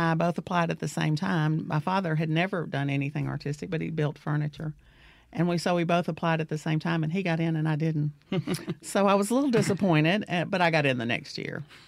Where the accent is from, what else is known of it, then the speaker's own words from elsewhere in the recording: Centerville, Mississippi, United States; I'm from Centerville, Mississippi. Grew up in Wilkinson County.